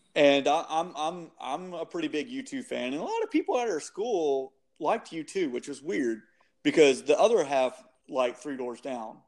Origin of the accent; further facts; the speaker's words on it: Shreveport, Louisiana, United States; born and raised in Shreveport